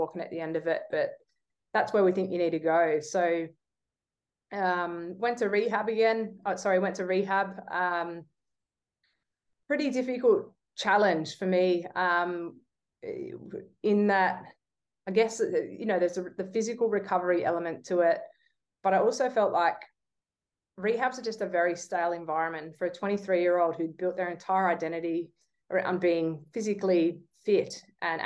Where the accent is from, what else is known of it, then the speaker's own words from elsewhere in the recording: Australia; as you're growing up, as certainly an Aussie kid who, you know, we idolize sport in this country